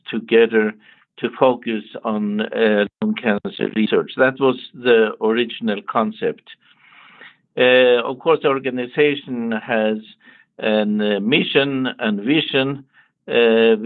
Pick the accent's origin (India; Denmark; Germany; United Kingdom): Denmark; Copenhagen, Capital Region of Denmark; moved away as an adult; now in United States; I grew up in Copenhagen, Denmark